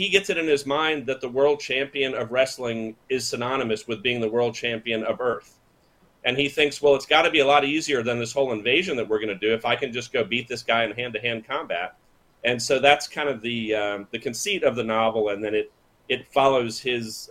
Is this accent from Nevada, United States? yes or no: no; Tallahassee, Florida, United States; grew up in Tallahassee, Florida, where I'm talking to you from now